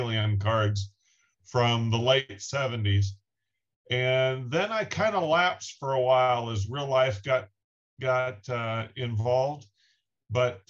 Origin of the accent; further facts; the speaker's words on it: Wichita, Kansas, United States; I grew up in Wichita, Kansas, pretty much smack dab in the center of the U.S.